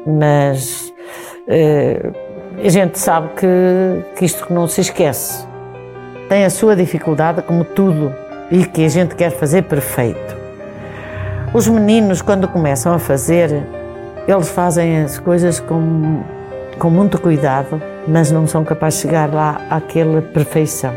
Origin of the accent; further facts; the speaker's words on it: Farminhão, Viseu, Portugal; sou de Farminhão